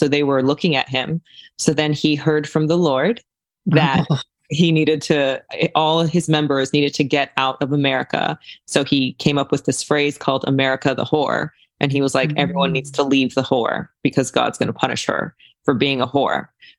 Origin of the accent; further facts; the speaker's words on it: Japan; also born or lived in China; now in California, United States; So I was born in China and then I was raised in Japan because the cult I was in was international.